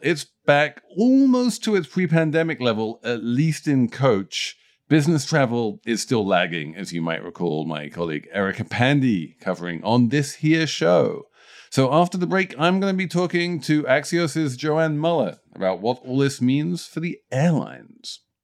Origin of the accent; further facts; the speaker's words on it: United Kingdom; As a Brit